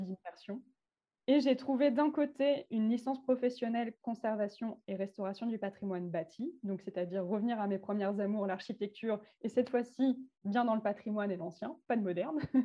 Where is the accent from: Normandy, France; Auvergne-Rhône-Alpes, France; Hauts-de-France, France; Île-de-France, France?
Normandy, France; Calvados; also born or lived in Arles; je suis revenue, je suis d'Arles pour revenir dans le Calvados, donc ma patrie.